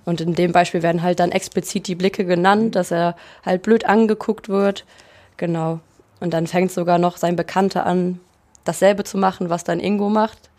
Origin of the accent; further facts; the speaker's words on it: Rösrath, North Rhine-Westphalia, Germany; Und ich komme aus Rüßrath, aus dem Bergischen Land